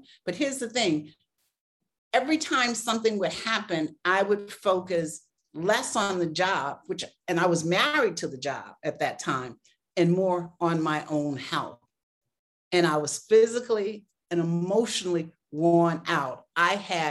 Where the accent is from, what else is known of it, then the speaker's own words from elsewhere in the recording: Boston, Massachusetts, United States; moved away as an adult; also born or lived in South Carolina; now in Chicago, United States; I'm from the East Coast. I grew up in Boston, although I was born in South Carolina.